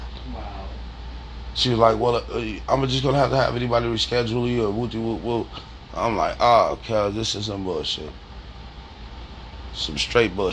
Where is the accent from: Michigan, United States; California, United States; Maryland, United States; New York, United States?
California, United States; I'm from Cali